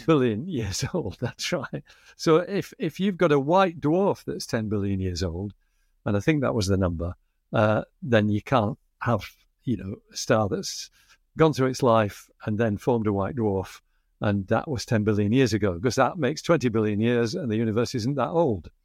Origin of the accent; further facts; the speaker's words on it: Bradford, Yorkshire and the Humber, United Kingdom; accent: Northern England flat vowels; now in Australia; where I grew up in Bradford in the north of England